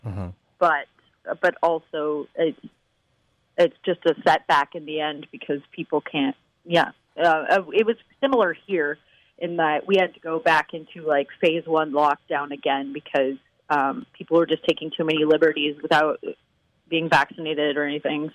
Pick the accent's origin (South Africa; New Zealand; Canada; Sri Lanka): Canada; Vancouver, British Columbia; now in Toronto, Canada; I'm actually from Vancouver